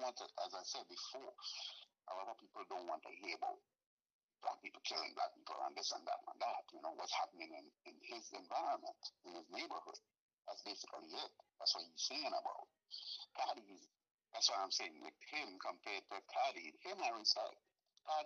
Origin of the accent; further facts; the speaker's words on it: Trinidad & Tobago; now in United States; I'm from Trinidad. I am from Trinidad and Tobago. I wasn't born in the United States.